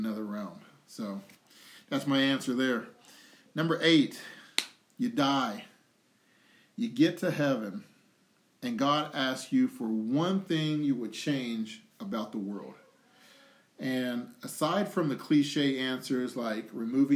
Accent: United States; from being born in America, when I was born in America

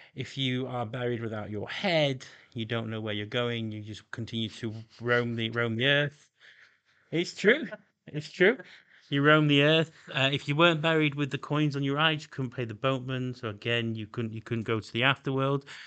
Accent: Doncaster, Yorkshire and the Humber, United Kingdom; I come from Doncaster in intake.

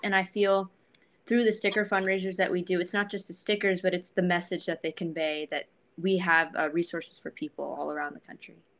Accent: Thousand Oaks, California, United States; I'm from Thousand Oaks, California, near Los Angeles

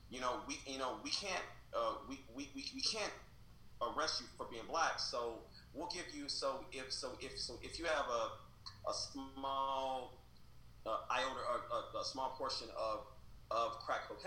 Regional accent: Kansas City, Missouri, United States; now in San Francisco, United States; I'm from the ghetto, right? I'm you know I'm from Southside Kansas City. It's you know it's a pretty rough neighborhood

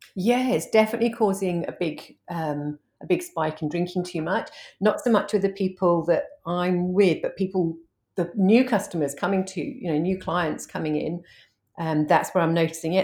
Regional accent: United Kingdom; moved away as an adult; now in Hervey Bay, Australia; I'm an Aussie mum of two, but I'm originally from the U K, and I've only been in Australia for, um, ten years, uh, twelve years

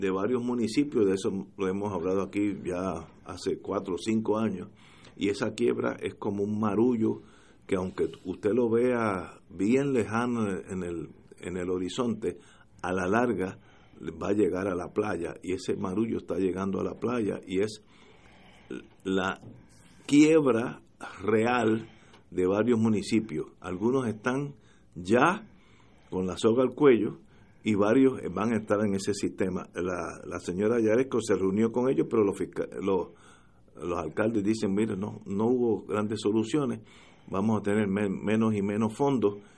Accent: Puerto Rico; Sobre todo estoy hablando como puertorriqueño, que nosotros somos los que necesita, necesitamos esa ayuda

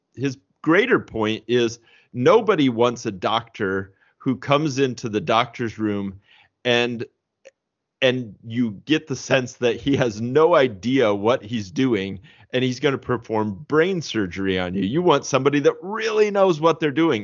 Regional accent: Indiana, United States; also born or lived in St. Louis, Missouri; I am a Hoosier, uh, through and through, both the Saint Louis, uh, version and the Indiana version.

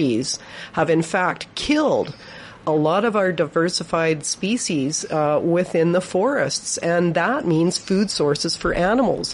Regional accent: Victoria, British Columbia, Canada; I was raised in Victoria, and I spent my whole life playing around in the forests

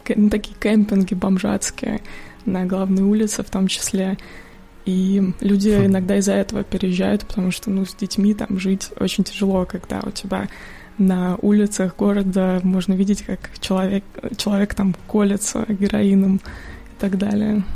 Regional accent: Moscow Oblast, Russia; now in United States; родом я из Подмосковья

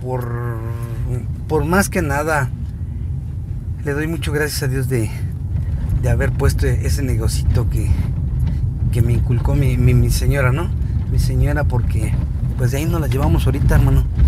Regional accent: San Gregorio, Mexico; mi gente de aquí de, de mi pueblo de San Gregorio

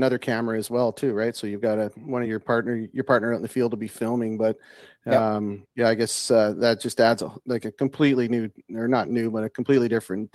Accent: Saskatchewan, Canada; I'm originally from Saskatchewan as well, and my dad in the wintertime had me out coyote hunting.

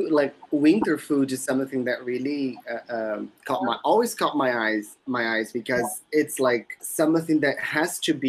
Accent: Belém, Pará, Brazil; moved away; You know that I'm from Belém, right? Originally from Belém.

